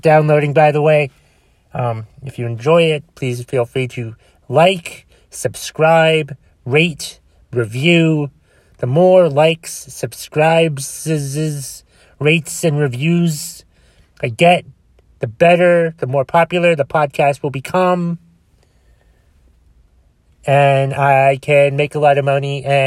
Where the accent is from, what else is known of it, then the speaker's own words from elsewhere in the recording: Boston, Massachusetts, United States; accent: Bostonian; Did not mean to sound like a Bostonian, even though I am from Boston